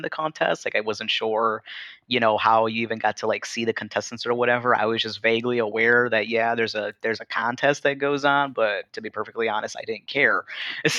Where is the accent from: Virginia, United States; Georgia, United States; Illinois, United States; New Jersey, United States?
Illinois, United States; Chicago; growing up in Chicago